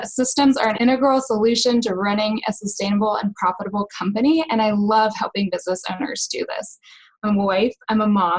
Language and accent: English; North Carolina, United States; now in Missouri, United States; I am from North Carolina. I'm currently living in Missouri, and I'm moving to Philadelphia.